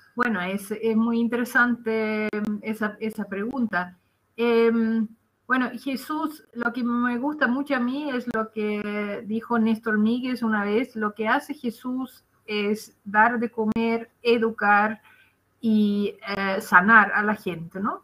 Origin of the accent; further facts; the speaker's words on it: Netherlands; Spanish is a second language; moved away as an adult; now in Chile; soy eh, holandesa de origen